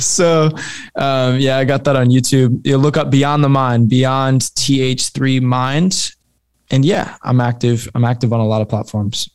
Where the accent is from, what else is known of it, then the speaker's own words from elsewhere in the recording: Fort Wayne, Indiana, United States; I'm from Fort Wayne, Indiana